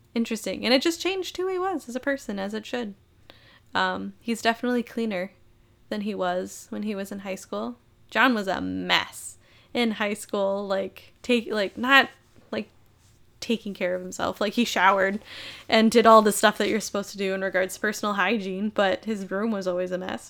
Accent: Minnesota, United States; I was born and raised in Minnesota.

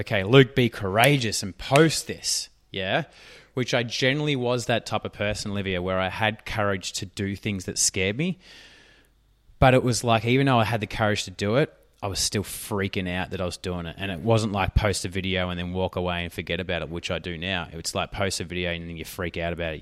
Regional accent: Australia; accent: Australian; I'm Australian

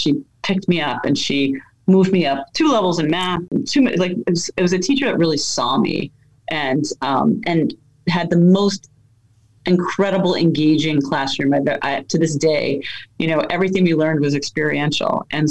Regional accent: New York City, New York, United States; born there; We moved around a lot. I was born in the Bronx.

